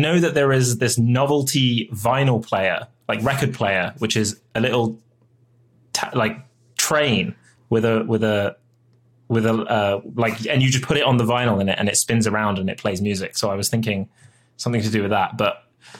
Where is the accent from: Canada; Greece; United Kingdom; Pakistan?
United Kingdom; I'm British.